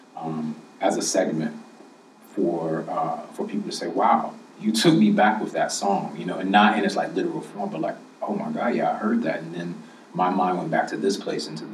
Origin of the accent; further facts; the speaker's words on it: Chicago, Illinois, United States; growing up in the South Side of Chicago